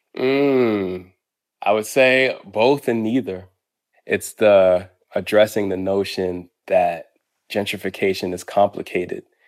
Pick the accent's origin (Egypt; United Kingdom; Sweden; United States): United States; Boston, Massachusetts; moved away; also born or lived in Harlem, New York; when I was growing up in Roxbury and Boston, and when I lived in Harlem